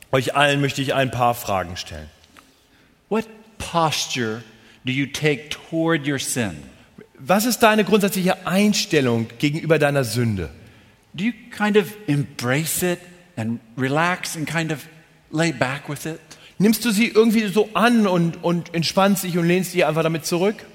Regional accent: Munich, Bavaria, Germany; Entschuldigung, als Münchner.

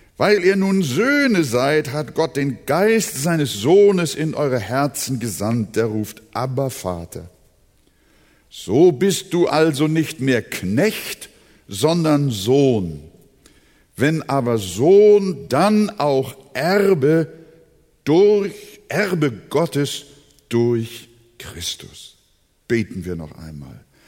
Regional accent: Hamburg, Germany; now in Quickborn, Germany; Wir wohnen ja draußen in äh, Quickborn, Schleswig-Holstein. Aber wir sind ja Hamburger, seit 1943 bin ich schon hier in Hamburg.

